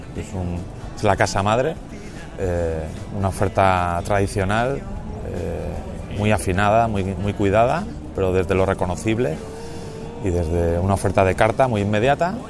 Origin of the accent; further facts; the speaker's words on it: Haro, La Rioja, Spain; moved away as an adult; also born or lived in Vitoria / Barcelona / Madrid / England; Yo soy de Aro, de La Rioja. Con 18 años me fugué de La Rioja